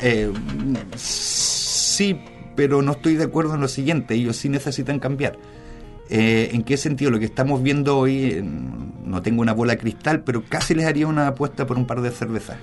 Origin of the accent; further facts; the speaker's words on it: Germany; also born or lived in Spain; now in Chile; yo crecí en Alemania y después en España